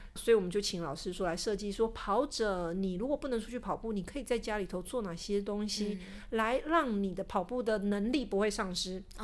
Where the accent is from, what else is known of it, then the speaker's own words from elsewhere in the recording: Taiwan; 所以他们的版型跟我们台湾人的身形。就是有点不合亚洲台湾人的身形，我们的膝盖就是比较窄一点